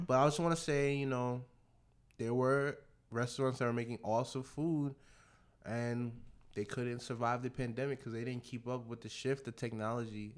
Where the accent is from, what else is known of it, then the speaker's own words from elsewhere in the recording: Nigeria; I am a Nigerian